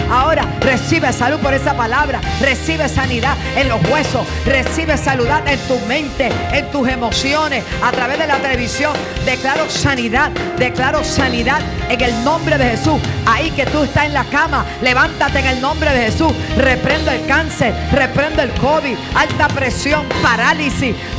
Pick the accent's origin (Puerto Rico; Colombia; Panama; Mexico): Puerto Rico; eso decimos acá en Puerto Rico, la linda, la bonita